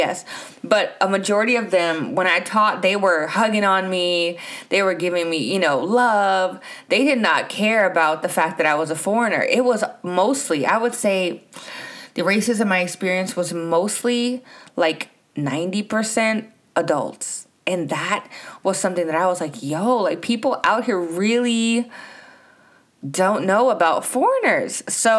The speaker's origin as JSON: {"language": "English", "country": "United States", "said": "if I get off the plane from America and the only thing people ask me is if I'm from Africa"}